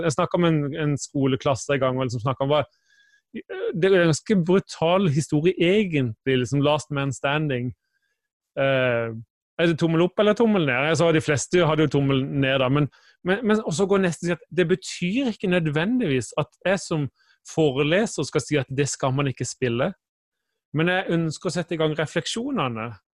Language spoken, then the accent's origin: Norwegian; Kristiansand, Agder, Norway; now in Bergen, Norway; Jeg kommer fra Kristiansand, bor i Bergen